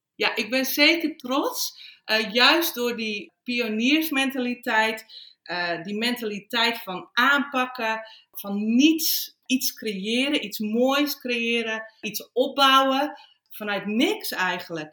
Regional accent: Flevoland, Netherlands; moved away as an adult; also born or lived in Friesland; now in Australia; Ik voel me echt verbonden met Flevoland, want ik ben er opgegroeid.

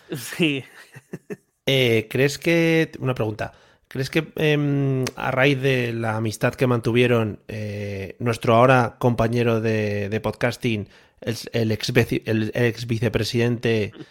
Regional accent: Spain; Yo soy español

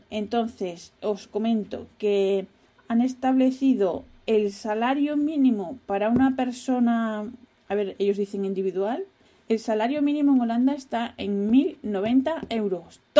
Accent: Spain; moved away as an adult; now in Netherlands; Yo me quejo de los holandeses, pero bueno, yo cuando vine de España ya estaba sin trabajo, o sea que a pochinar.

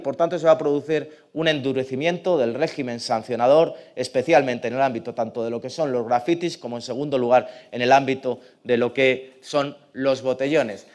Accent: Madrid, Community of Madrid, Spain; ser alcalde de mi pueblo

